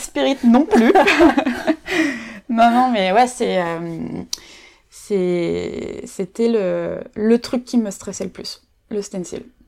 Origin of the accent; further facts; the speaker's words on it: Nantes, Pays de la Loire, France; moved away as an adult; now in Paris, France; Je suis nantaise d'origine